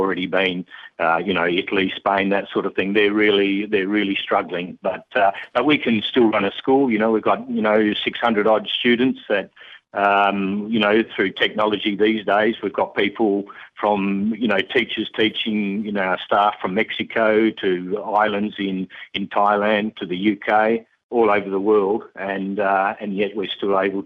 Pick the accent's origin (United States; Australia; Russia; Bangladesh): Australia; Dunsborough, Western Australia; moved away as an adult; now in Azerbaijan; I'm 3 hours south of Perth in Western Australia, Macca, in a place called Dunsborough, sort of one of the prettier places of our country